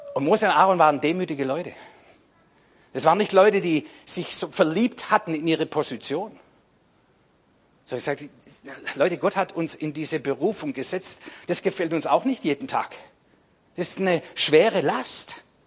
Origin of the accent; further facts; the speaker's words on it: Swabia, Germany; ich bin Schwabe